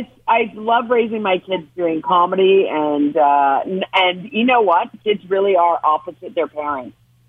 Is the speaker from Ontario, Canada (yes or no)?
yes; Ontario, Canada; I'm from Ontario, and everything is just being shut down there.